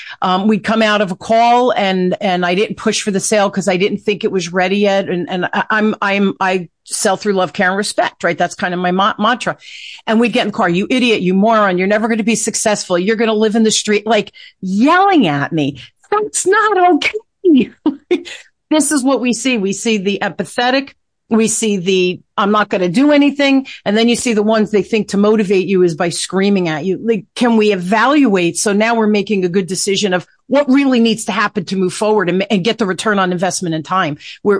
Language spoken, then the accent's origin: English; Newark, New Jersey, United States; I grew up in Newark, Chet, during the riot.